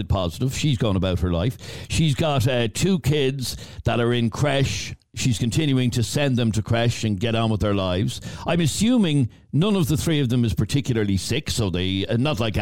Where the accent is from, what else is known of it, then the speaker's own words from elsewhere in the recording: Ireland; as we Irish say